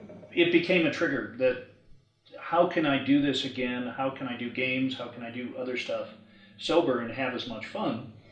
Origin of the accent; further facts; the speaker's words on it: Michigan, United States; I grew up in Michigan.